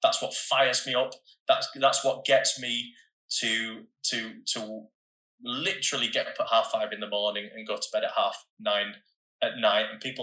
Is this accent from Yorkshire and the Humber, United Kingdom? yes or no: yes; Bradford, Yorkshire and the Humber, United Kingdom; I was a kid from Bradford